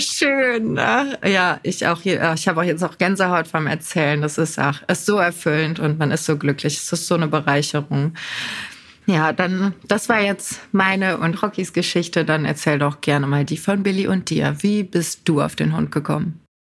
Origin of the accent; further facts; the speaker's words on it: North Rhine-Westphalia, Germany; bei uns in NRW